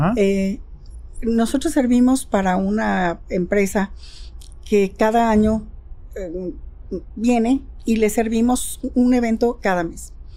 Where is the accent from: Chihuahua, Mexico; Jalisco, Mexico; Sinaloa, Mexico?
Jalisco, Mexico